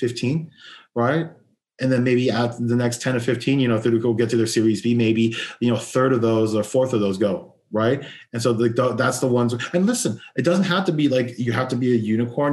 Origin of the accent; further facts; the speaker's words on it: Los Angeles, California, United States; I'm born and raised in Los Angeles